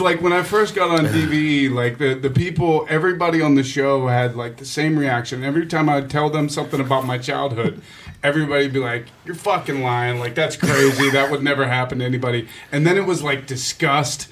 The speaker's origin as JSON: {"language": "English", "town": "Pittsburgh", "region": "Pennsylvania", "country": "United States", "also_born_or_lived": "Greenfield, Pittsburgh", "said": "I'm from Regent Square. But, but uh, my my whole family is from Greenfield"}